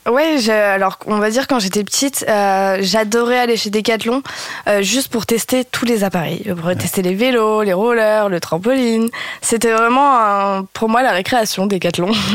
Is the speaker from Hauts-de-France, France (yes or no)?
yes; Lille, Hauts-de-France, France; also born or lived in Réunion; Je suis originaire de Lille et j'ai passé, euh, j'y ai passé 20 ans de ma vie